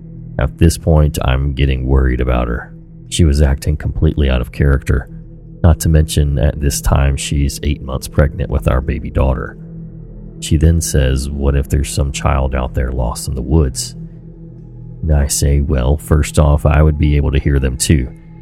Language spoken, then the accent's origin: English; Oregon, United States; Me growing up in Oregon, I loved the rain.